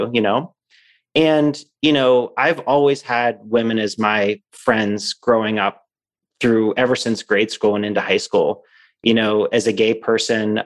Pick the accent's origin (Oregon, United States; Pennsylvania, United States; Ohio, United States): Pennsylvania, United States; Pittsburgh; moved away as an adult; also born or lived in San Francisco; now in Phoenix, United States; I was born and raised in Pittsburgh, Pennsylvania